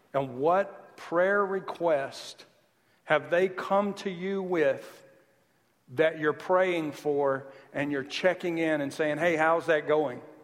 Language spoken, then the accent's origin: English; the South, Southern United States, United States; accent: Southern; moved away; I'm Southern, but I've lived here for 10 years, so now I start to hear it. Even my accent annoys me sometimes